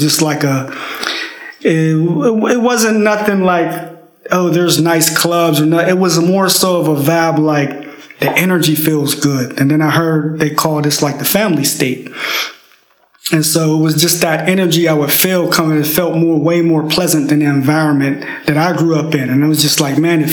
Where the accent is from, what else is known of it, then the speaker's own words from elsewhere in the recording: Pittsburgh, Pennsylvania, United States; I grew up in Pittsburgh, Pennsylvania, little town.